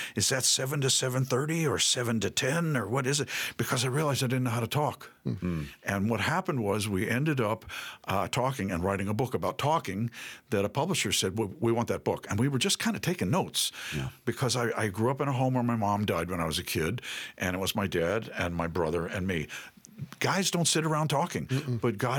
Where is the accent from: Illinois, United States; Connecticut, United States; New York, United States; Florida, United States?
New York, United States; New York City; I grew up in New York City.